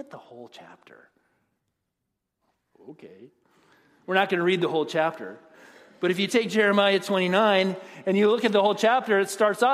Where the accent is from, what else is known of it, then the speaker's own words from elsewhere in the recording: United States; we as American Christians